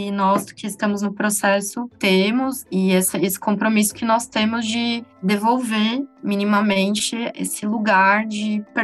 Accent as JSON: {"language": "Portuguese", "town": "São Bernardo do Campo", "region": "São Paulo", "country": "Brazil", "said": "Eu vim de São Paulo, de São Bernardo do Campo especificamente, e eu vim para projetar casas de famílias mineiras"}